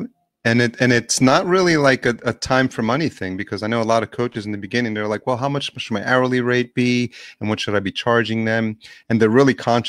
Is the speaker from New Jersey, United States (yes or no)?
no; New York City, New York, United States; I grew up in New York City